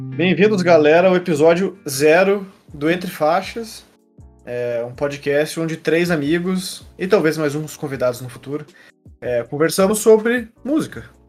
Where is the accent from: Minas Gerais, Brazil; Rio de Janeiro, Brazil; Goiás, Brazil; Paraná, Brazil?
Paraná, Brazil; Curitiba; Nós dois somos de Curitiba